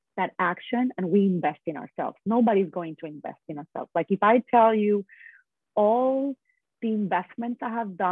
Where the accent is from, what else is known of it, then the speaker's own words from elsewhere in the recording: San Juan, Puerto Rico; I am originally from Puerto Rico, and I was born and raised there